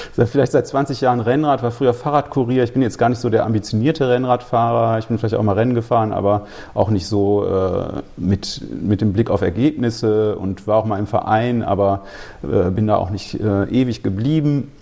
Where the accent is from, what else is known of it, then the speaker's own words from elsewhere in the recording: Remscheid, North Rhine-Westphalia, Germany; also born or lived in Cologne; Ich komme eigentlich aus Remscheid und habe aber lange in Köln gelebt